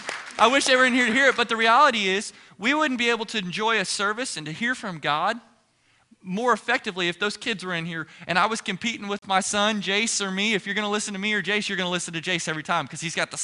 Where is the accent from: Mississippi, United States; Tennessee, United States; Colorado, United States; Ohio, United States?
Ohio, United States; moved away as an adult; now in Texas, United States; I'm from Ohio